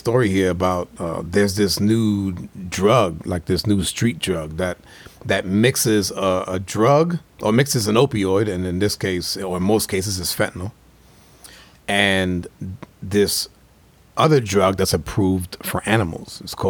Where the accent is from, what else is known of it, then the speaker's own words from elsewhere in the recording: New York, United States; I growing up in New York in the 80s was like that crack epidemic.